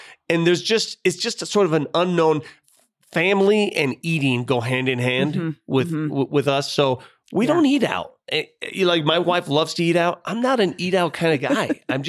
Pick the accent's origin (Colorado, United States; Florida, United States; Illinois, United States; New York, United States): Colorado, United States; Denver; as a Denver native, I can't believe it.